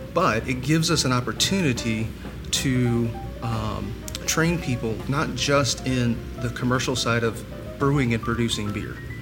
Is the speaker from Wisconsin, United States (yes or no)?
no; Columbia, South Carolina, United States; I'm from Columbia, and we are a military town